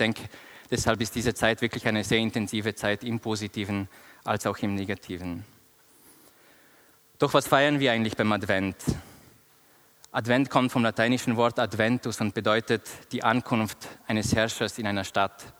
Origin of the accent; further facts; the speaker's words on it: Austria; moved away as an adult; now in Bern, Switzerland; Ich bin vor vier Jahren aus Österreich nach Bern gekommen, um meine Doktorarbeit in Theologie zu schreiben.